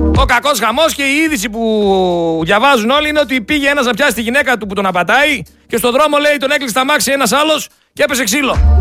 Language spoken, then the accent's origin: Greek; Greece; σαν Έλληνες πολίτες